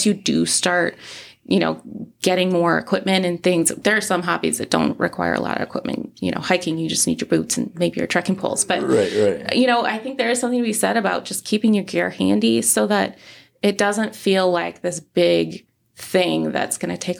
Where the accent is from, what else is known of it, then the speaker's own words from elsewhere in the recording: the Midwest, Minnesota, United States; moved away as an adult; now in Arizona, United States; I was raised in the Midwest